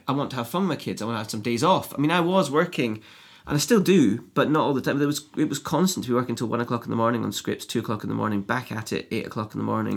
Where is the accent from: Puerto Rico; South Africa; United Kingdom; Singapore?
United Kingdom; Edinburgh, Scotland; I grew up in Edinburgh